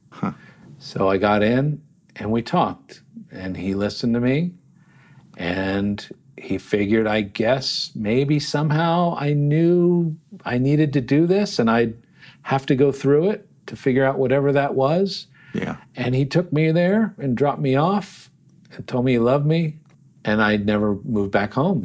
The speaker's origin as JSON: {"language": "English", "town": "Yardley", "region": "Pennsylvania", "country": "United States", "tie": "born or raised there", "also_born_or_lived": "Trenton, New Jersey", "said": "we eventually moved after I was four to a town called Yardley, Pennsylvania, which is right there along the Delaware River"}